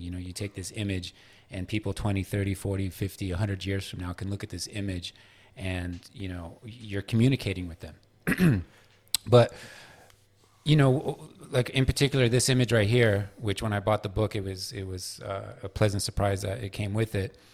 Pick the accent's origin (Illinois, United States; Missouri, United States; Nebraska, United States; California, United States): California, United States; San Francisco; moved away as an adult; also born or lived in New York; now in Los Angeles, United States; I grew up in San Francisco until I was about twenty-one, and then I spent the next, uh, eighteen years of my life in New York, and now I'm in L